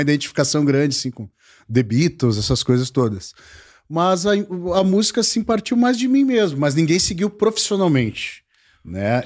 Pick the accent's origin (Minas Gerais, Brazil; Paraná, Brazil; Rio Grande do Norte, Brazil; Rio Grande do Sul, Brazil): Rio Grande do Sul, Brazil; Porto Alegre; gaúcho, sou aqui de Porto Alegre